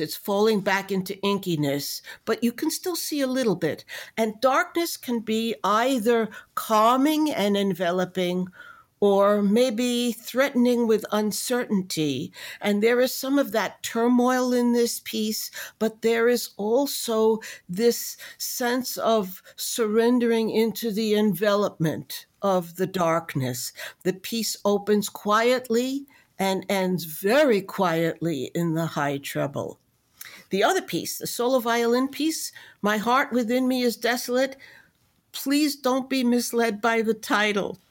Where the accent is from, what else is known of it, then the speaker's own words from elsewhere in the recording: New York City, New York, United States; also born or lived in Memphis, Tennessee; although I am born in the city of Memphis, Tennessee, I grew up in New York City, even though in outer borough